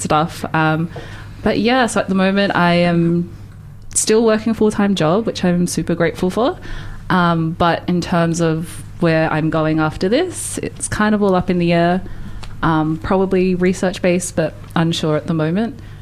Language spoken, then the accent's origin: English; Australia; moved away as an adult; now in Dunedin, New Zealand; I actually grew up in Australia. I've only really been in New Zealand for like the last three years